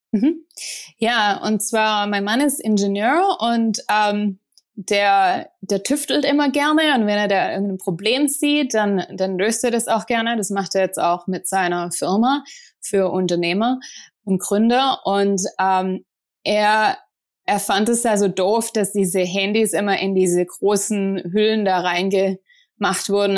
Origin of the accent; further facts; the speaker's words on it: Ostfildern, Baden-Württemberg, Germany; moved away as an adult; also born or lived in Tübingen; now in United States; ich komme aus Ostfildern in der Nähe von Stuttgart und äh, da bin ich aufgewachsen